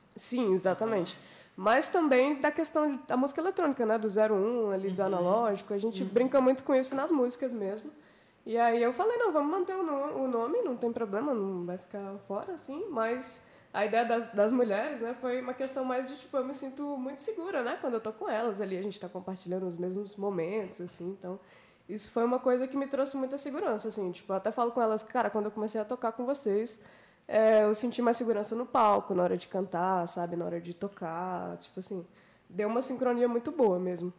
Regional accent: Minas Gerais, Brazil; moved away as an adult; now in Brasília, Brazil; eu sou de Minas Gerais, eu vim aqui para Brasília para fazer esse projeto

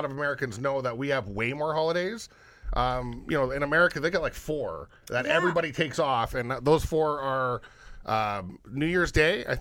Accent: Canada; We're Canadian.

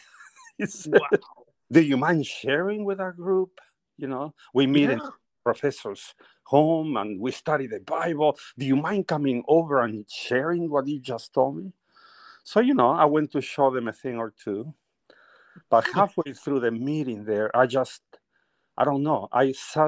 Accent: northern Peru, Peru; first language Spanish; English is a second language; moved away; I am originally from Peru. I was born in the northern part of Peru, beautiful mountains and everything

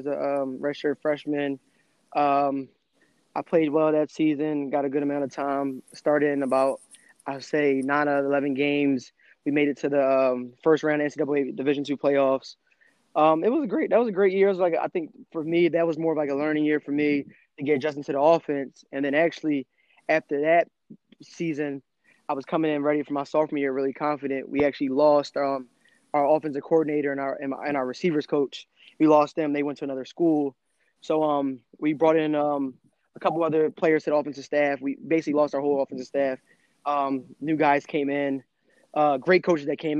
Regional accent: Philadelphia, Pennsylvania, United States; being from Philadelphia

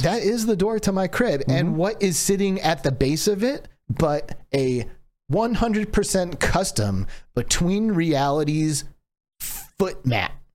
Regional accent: Michigan, United States; I grew up in Michigan. It was Michiganders

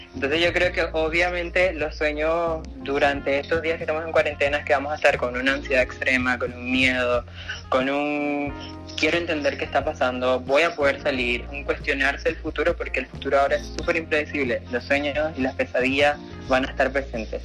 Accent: Venezuela; moved away; yo como venezolana

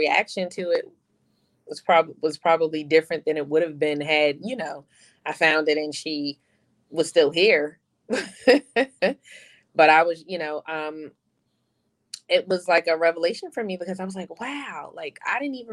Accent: New York City, New York, United States; moved away as an adult; also born or lived in Rhode Island; it was fine growing up in the Bronx for me

